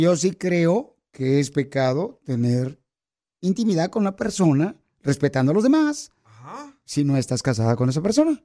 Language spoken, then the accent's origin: Spanish; Michoacán, Mexico; now in United States; los michoacanos, pirisoteros, casi, casi somos americanos